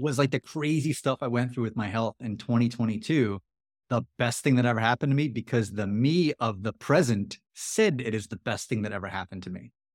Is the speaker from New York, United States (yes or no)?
yes; New York City, New York, United States; I grew up in Queens, New York.